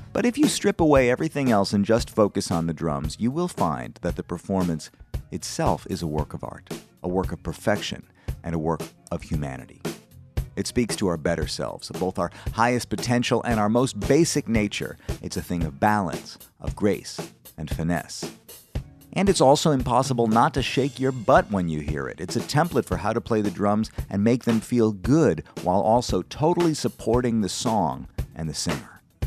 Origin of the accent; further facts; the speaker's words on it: Madison, Wisconsin, United States; now in Brooklyn, New York, United States; I'm from Wisconsin. I grew up in Wisconsin.